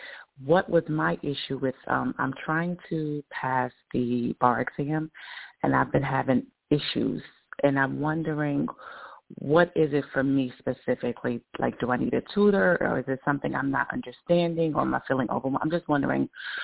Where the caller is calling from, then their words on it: New York, United States; I'm in New York.